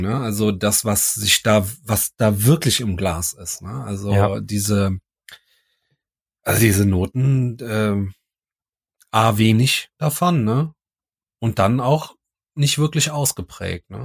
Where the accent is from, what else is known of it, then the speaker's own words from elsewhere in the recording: Cologne, North Rhine-Westphalia, Germany; wir sind ja Kölner